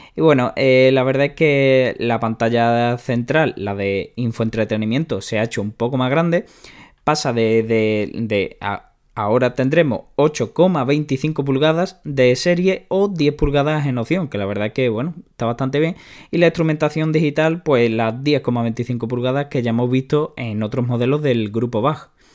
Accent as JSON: {"language": "Spanish", "country": "Spain", "said": "a los que somos de España"}